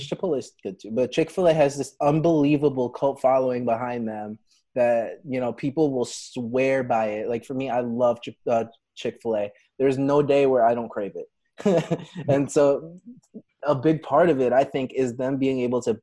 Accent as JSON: {"language": "English", "region": "New Jersey", "country": "United States", "said": "we're from Jersey"}